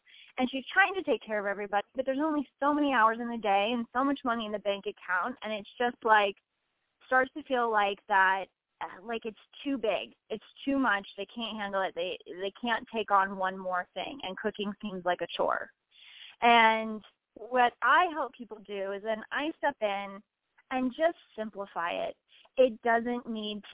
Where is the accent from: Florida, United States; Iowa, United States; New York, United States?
Iowa, United States; born or raised there